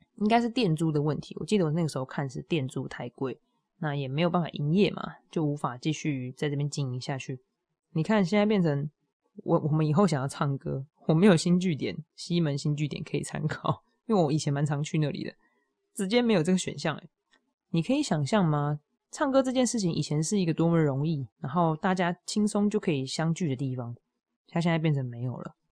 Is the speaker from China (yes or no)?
no; Hualien County, Taiwan; moved away; 我第一个想要回去踏青的地方就是我的家乡，就是花莲。就我们，我的爸爸的家里在那里啊，对我来说那就是家乡